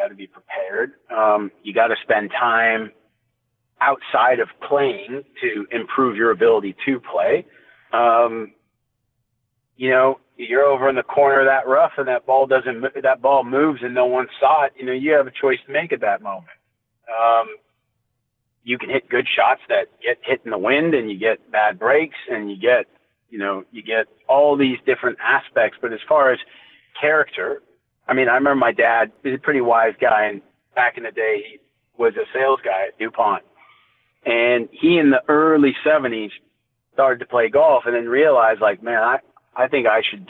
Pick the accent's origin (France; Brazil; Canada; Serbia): Canada; because he's an Indian guy and I'm obviously a Canadian guy.